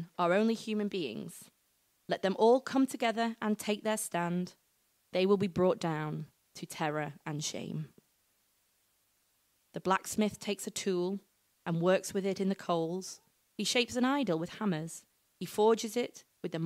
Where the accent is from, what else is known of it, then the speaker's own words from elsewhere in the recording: United Kingdom; we are British